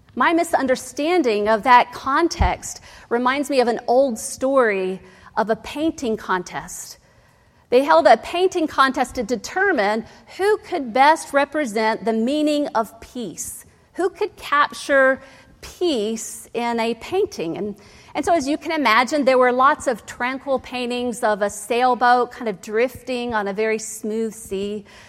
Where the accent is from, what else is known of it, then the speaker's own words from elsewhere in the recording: Ohio, United States; I grew up in Ohio